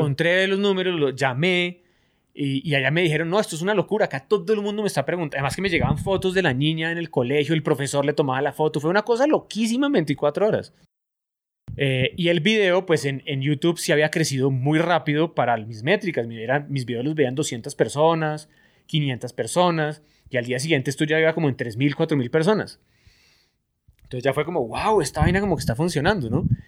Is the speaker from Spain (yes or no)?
no; Colombia; como buen colombiano